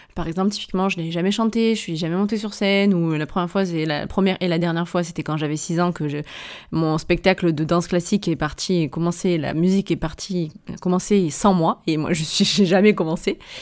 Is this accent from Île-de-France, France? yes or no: no; Avignon, Provence-Alpes-Côte d'Azur, France; accent: Avignon; mon accent anglais en plus avignonné